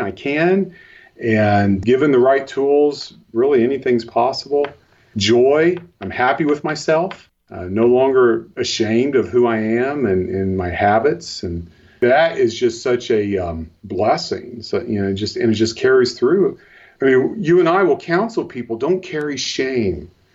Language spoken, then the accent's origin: English; Cincinnati, Ohio, United States; now in northern Ohio, United States; I, I, grew up in the Cincinnati, Ohio area